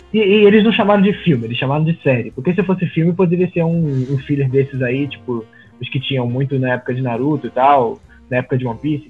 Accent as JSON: {"language": "Portuguese", "region": "Rio de Janeiro", "country": "Brazil", "said": "Eu sou do Rio de Janeiro"}